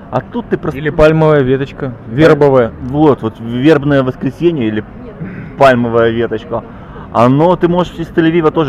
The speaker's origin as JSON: {"language": "Russian", "country": "Israel", "lives_now": "Jerusalem, Israel", "said": "я из Кибуца. Я вообще из, я из пустыни переехал"}